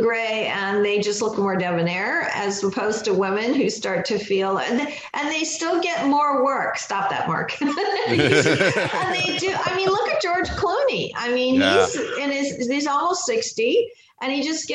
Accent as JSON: {"language": "English", "country": "Pakistan", "tie": "born or raised there", "said": "I was born in Pakistan"}